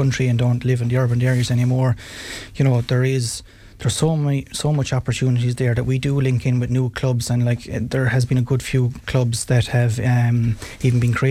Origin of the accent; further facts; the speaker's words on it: County Clare, Ireland; when we were growing up in West Clare, we were lucky to play with Kilmurry